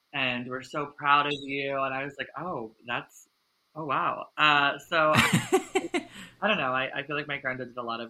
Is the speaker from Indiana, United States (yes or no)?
no; Eastern Shore of Maryland, United States; moved away as an adult; also born or lived in Delaware; now in New York City, United States; I grew up on the eastern shore of Maryland on a small farm, but I went to school in Delaware my whole life